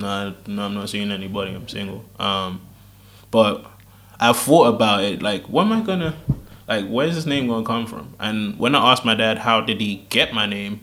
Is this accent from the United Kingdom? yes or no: yes; United Kingdom; I was born here